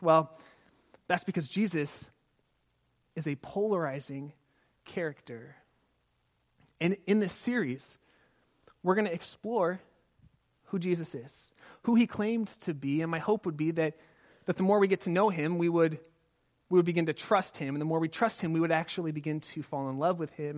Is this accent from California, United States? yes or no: yes; Southern California, United States; I grew up in Southern California